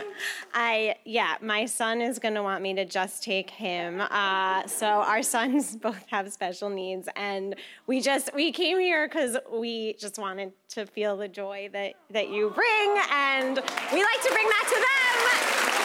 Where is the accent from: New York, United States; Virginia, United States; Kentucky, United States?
New York, United States; New York City; I'm from the city